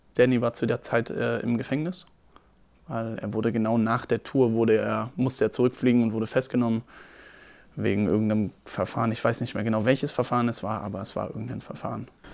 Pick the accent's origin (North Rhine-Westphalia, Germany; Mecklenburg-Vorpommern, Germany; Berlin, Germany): Berlin, Germany; Ich bin am 17. Juli 1996 geboren in Berlin, Steglitz-Zehendorf